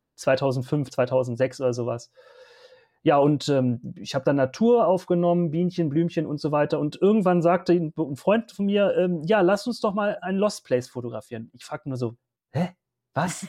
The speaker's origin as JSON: {"language": "German", "area": "Hanover Region", "region": "Lower Saxony", "country": "Germany", "said": "Ich komme aus der Region Hannover"}